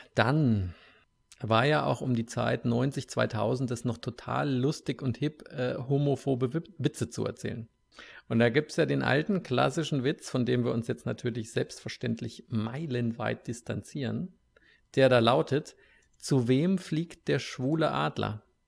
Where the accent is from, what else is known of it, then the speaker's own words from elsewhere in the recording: Hesse, Germany; now in United States; aus meiner Heimat, aus Hessen